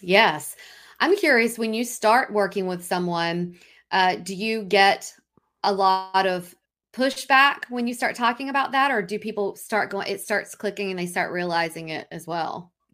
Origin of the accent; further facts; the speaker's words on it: Raleigh, North Carolina, United States; we're from Raleigh